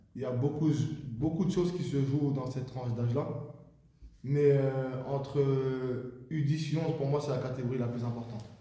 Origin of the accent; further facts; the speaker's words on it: Orléans, Centre-Val de Loire, France; je suis originaire d'un, d'Orléans.